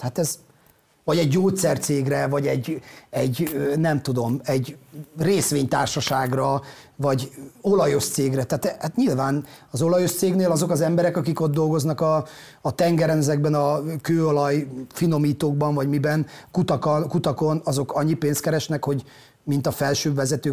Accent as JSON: {"language": "Hungarian", "town": "Ózd", "region": "Borsod-Abaúj-Zemplén", "country": "Hungary", "tie": "born or raised there", "moved": "as an adult", "said": "ott nőttem fel, ott voltam ebbe a munkanélküliségbe"}